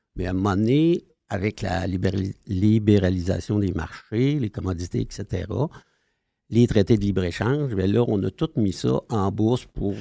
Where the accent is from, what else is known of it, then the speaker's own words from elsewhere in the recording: Sherbrooke, Quebec, Canada; C'est l'Estrie, moi. OK. Dans le coin de, de Sherbrooke.